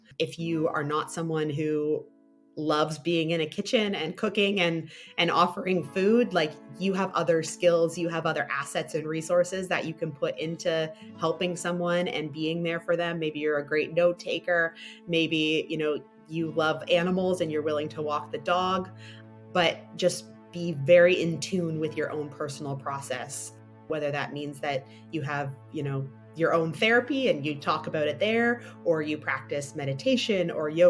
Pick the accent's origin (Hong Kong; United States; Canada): Canada; Ontario; No, I actually grew up in Ontario, outside of Toronto, quite rurally, actually.